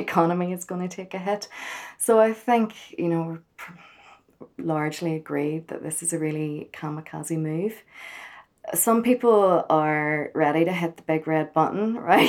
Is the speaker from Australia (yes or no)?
no; Belfast, Northern Ireland, United Kingdom; from Belfast